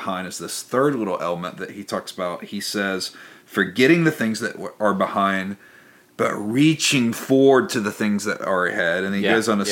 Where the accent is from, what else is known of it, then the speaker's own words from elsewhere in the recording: near Memphis, Tennessee, United States; growing up near Memphis